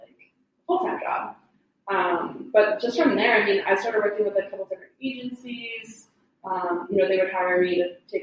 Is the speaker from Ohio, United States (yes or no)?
no; Boston, Massachusetts, United States; I grew up in Boston, so my mom was in Dorchester